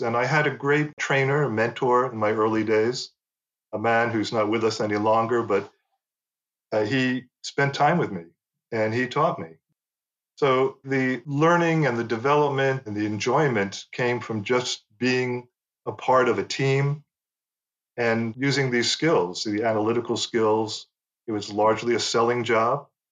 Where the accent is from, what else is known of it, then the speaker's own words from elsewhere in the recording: United States; first language English; moved away as an adult; also born or lived in Paris; growing up in the US